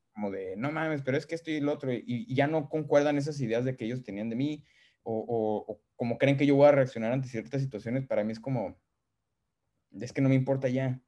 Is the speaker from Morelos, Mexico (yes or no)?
no; San Luis Potosí, Mexico; moved away as an adult; yo como mexicano de San Luis Potosí